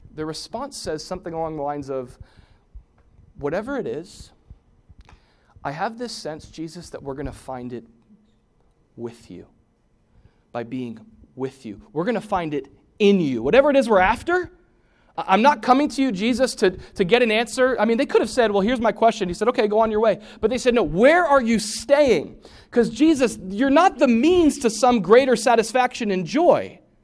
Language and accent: English; United States; American Christians